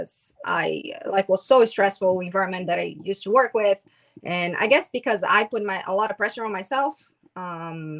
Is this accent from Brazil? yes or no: yes; Brazil; now in United States; I'm from Brazil